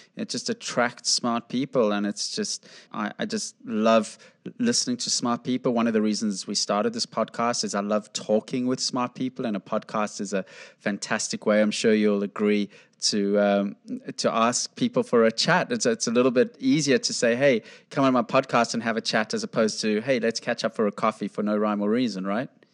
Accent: South Africa; I grew up in South Africa

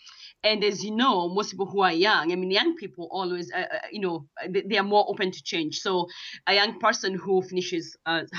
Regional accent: Kenya; moved away; I'm from Kenya, and you know, I come from the village, and I did leave the village at one point, I guess. I was one of those that left the village.

